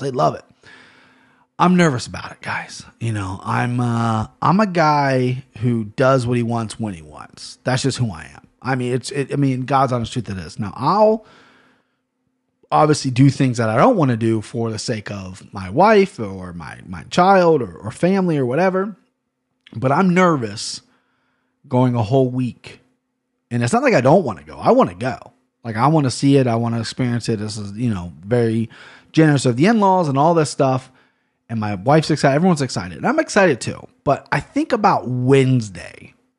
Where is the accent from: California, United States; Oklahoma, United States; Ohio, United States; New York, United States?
Ohio, United States; Cincinnati; I'm from Cincinnati, Ohio